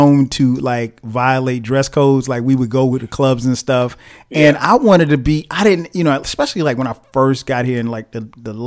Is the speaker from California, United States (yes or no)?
no; Florence, South Carolina, United States; we grew up in the same hometown. right, in Florence, South Carolina.